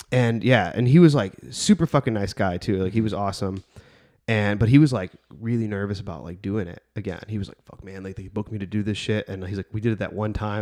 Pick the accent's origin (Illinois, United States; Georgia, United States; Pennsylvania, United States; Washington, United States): Illinois, United States; Bridgeview; my hometown of Bridgeview